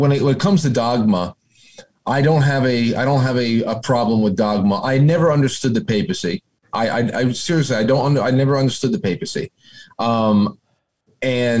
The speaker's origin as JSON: {"language": "English", "region": "New York", "country": "United States", "tie": "born or raised there", "said": "baptized and confirmed a Catholic here in New York, an Italian family"}